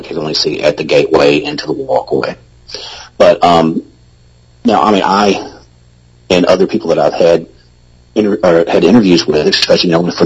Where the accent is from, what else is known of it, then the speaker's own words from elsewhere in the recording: the South, United States; I'm from the South